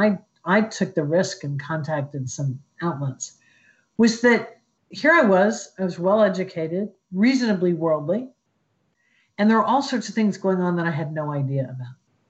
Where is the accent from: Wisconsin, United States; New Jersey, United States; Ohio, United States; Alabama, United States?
Ohio, United States; Columbus; I grew up in Columbus, Ohio